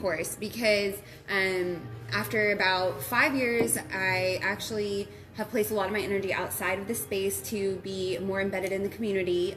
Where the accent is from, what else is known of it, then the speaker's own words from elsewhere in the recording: Dallas, Texas, United States; moved away as an adult; also born or lived in Ruston, Louisiana; now in Shreveport, United States; I am originally from the Dallas area. That's where I grew up